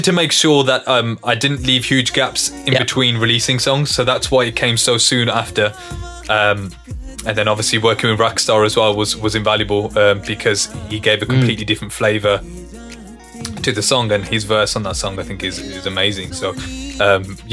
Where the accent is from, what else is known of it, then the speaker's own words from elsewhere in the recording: England, United Kingdom; growing up in England, having all these, you know, inspirations growing up from Punjabi, from Hindi, from mainstream English music